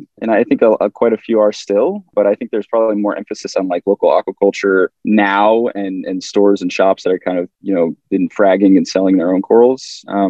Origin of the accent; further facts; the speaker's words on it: suburban New York, United States; as my brother and I, Alex, as we grew up in suburban New York, 45 minutes outside the city, we always had fish tanks growing up.